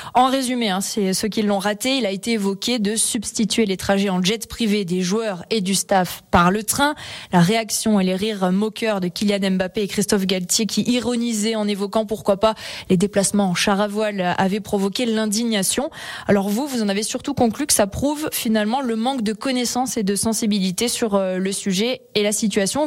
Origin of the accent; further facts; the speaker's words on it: Savoie, Auvergne-Rhône-Alpes, France; chez nous en Pays de Savoie